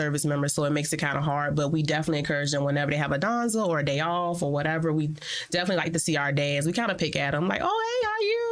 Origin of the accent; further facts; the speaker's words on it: Virginia, United States; moved away as an adult; now in El Paso, United States; And I am from Virginia. I've been in El Paso for about 10 years now.